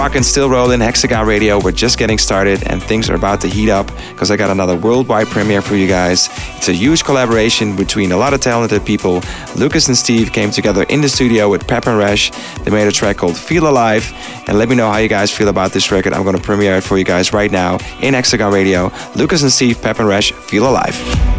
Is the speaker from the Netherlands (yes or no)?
yes; Amsterdam, North Holland, Netherlands; Rocked out at Don't Let Daddy Know in my hometown, Amsterdam